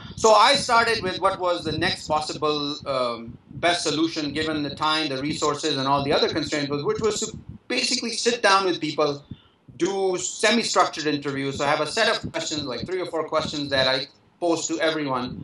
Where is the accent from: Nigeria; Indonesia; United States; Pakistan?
Pakistan; when I was growing up in Zias, Pakistan